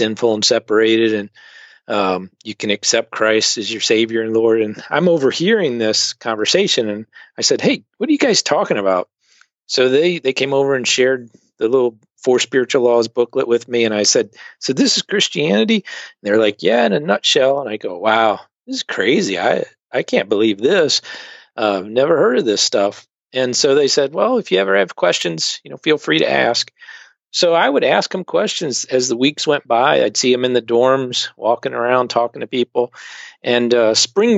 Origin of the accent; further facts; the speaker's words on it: Richmond, Virginia, United States; moved away as an adult; also born or lived in Delaware / Russia / China / Singapore; now in Rochester, United States; I grew up in Richmond, Virginia, but a non-church family